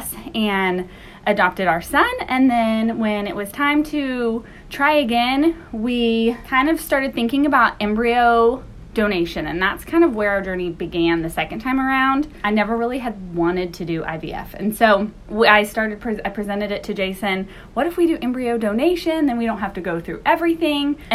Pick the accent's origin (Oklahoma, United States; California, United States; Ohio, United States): Oklahoma, United States; we are from Oklahoma